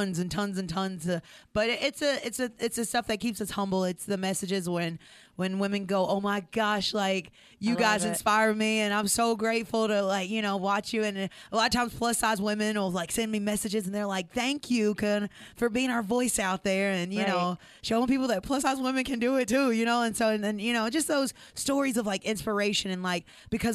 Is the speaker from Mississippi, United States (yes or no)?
yes; Mississippi, United States; also born or lived in Nashville, Tennessee; We're Mississippi girls